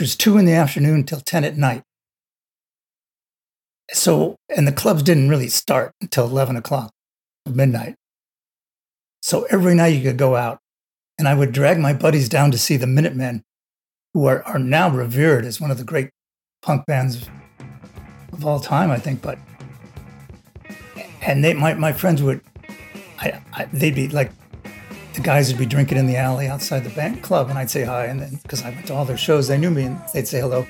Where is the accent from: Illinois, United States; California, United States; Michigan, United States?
California, United States; Los Angeles; I grew up in Los Angeles